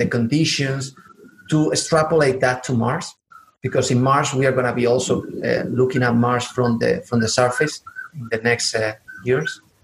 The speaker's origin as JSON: {"language": "English", "region": "southern Spain", "country": "Spain", "also_born_or_lived": "Atlanta, United States", "accent": "southern", "second_language": "English", "said": "I'm from the south of Spain, so actually, I always say that I have a southern accent in Spanish and also in English because uh, I was living in Atlanta"}